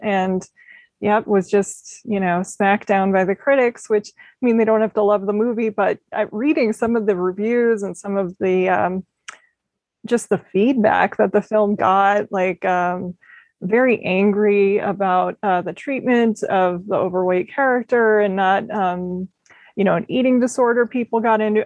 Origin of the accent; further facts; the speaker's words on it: Minneapolis, Minnesota, United States; I grew up in Minneapolis area